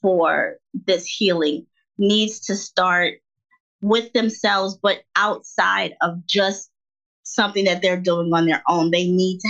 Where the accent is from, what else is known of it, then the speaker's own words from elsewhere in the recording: the North, United States; moved away as an adult; now in the South, United States; I'm from the North, and you know, now I live in the South.